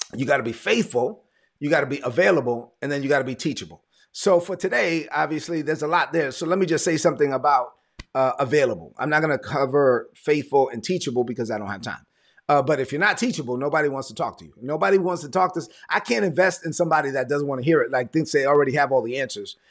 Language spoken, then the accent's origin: English; New York City, New York, United States; So I'm a son of immigrant parents from the Dominican Republic. I'm from Brooklyn